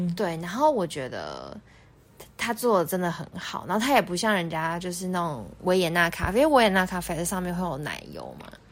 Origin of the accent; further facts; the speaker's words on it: Taiwan; 我们台湾人习，顾客就习惯店家给我们多一点宽容度